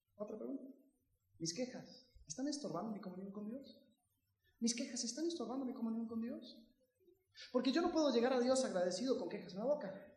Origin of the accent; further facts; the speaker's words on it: United States; Yo crecí en Estados Unidos